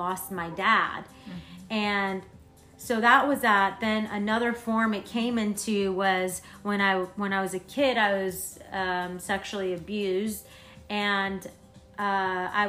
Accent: Florence, Tuscany, Italy; moved away; So I'm from Florence, Italy

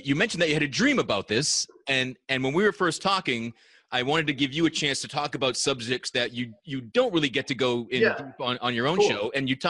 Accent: Leominster, Massachusetts, United States; me growing up in Leominster

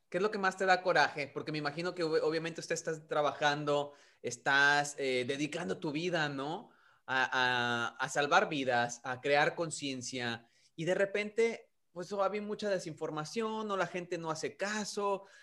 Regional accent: Mexico; now in United States; nacimos en México, que crecimos en México

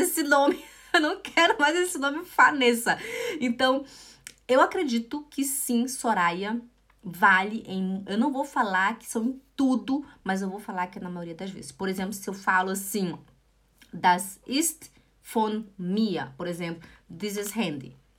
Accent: Brazil; nós brasileiros

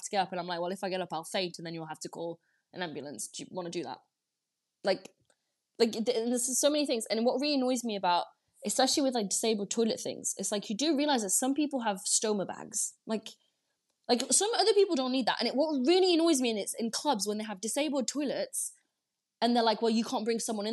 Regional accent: France; moved away; I grew up in France

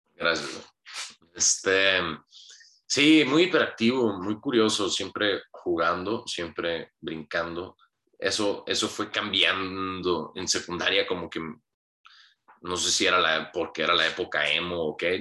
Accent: Hermosillo, Sonora, Mexico; Nací en Hermosillo, Sonora, un 7 de mayo de 1992

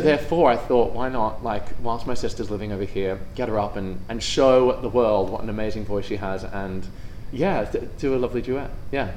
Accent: Australia; moved away; I'm from Australia

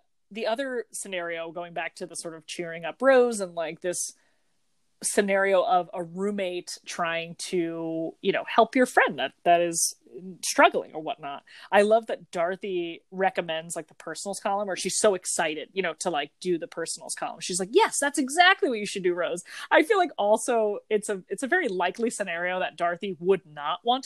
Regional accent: New Jersey, United States; we're from New Jersey

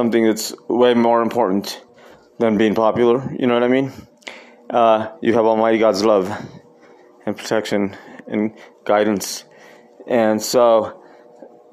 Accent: Costilla, New Mexico, United States; also born or lived in Taos, New Mexico; I grew up, of course, in Costilla, our little village, our little hometown, that's 40 miles north of here, north of Taos, where we live now.

